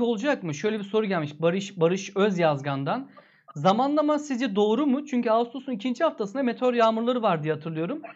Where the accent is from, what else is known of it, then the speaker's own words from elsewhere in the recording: Antalya, Turkey; Antalyalıyız biz